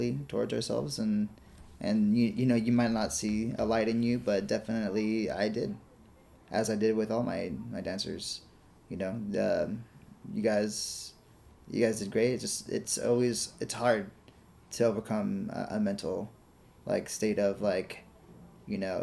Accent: Napa, California, United States; moved away as an adult; now in Los Angeles, United States; I'm originally from Napa Valley

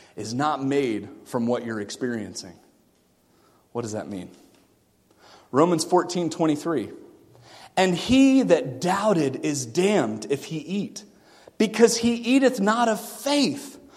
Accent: Melbourne, Florida, United States; moved away; I grew up in Florida. 12 years, like five minutes from the beach. And it's in a town called Melbourne

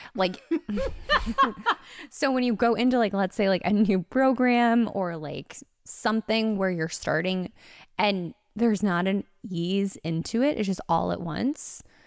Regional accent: Connecticut, United States; now in Los Angeles, United States; I'm from Connecticut

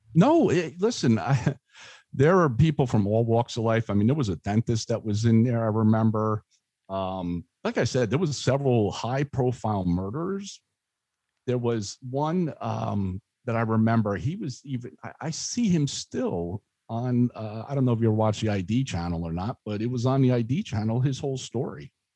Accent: Spotswood, New Jersey, United States; I grew up in Spotswood

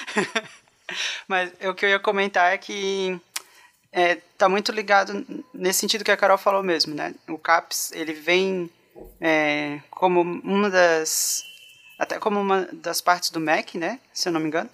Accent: Itajaí, Santa Catarina, Brazil; eu falo de Itajaí no momento. Na verdade, eu sou natural daqui

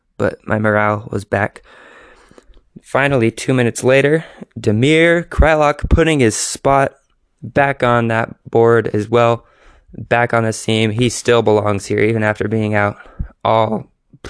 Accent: United States; a American white dude.

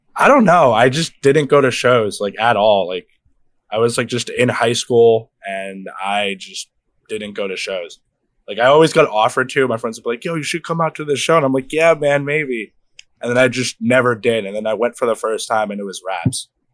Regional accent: Brockton, Massachusetts, United States; I grew up in Mass. I grew up in fucking Brockton, born and raised lived here my whole life

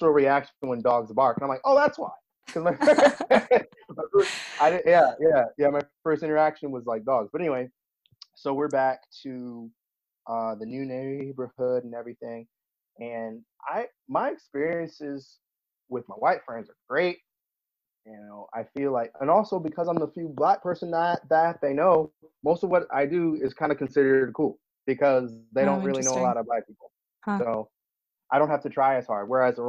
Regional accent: Virginia Beach, Virginia, United States; I grew up in Virginia Beach, which is a mixed match

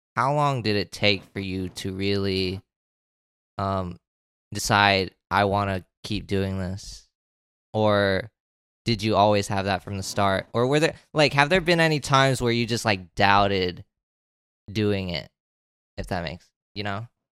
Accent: Florida, United States; I've been living in one state my entire life

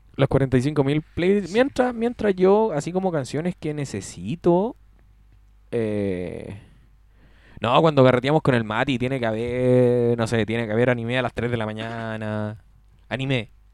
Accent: Chile; Como chileno

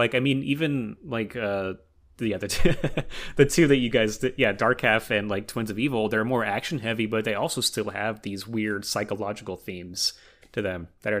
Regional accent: Los Angeles, California, United States; from Los Angeles.

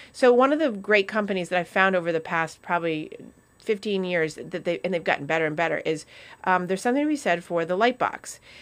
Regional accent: New England, United States; as a course of being New Englanders

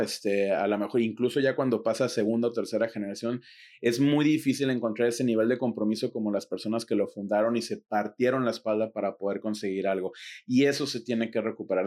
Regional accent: Mexico; en mi país, México

